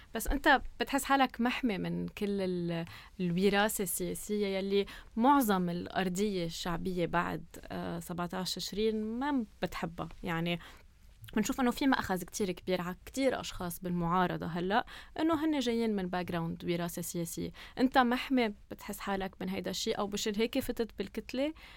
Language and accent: Arabic; Lebanon; نحن لبنانية